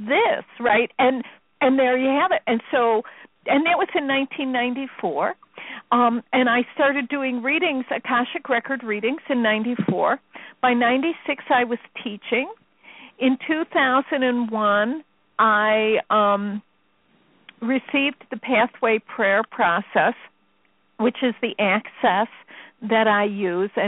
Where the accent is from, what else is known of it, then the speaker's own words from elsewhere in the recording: Chicago, Illinois, United States; I'm from Chicago. We don't use words like that.